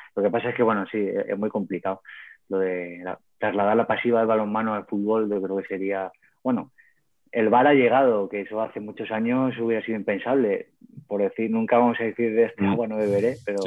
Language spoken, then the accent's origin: Spanish; Cuenca, Castilla-La Mancha, Spain; also born or lived in El Provencio; siendo de Cuenca